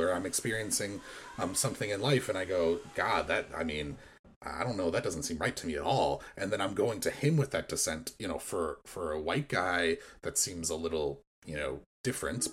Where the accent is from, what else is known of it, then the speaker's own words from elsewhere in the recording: United States; growing up in American Christian culture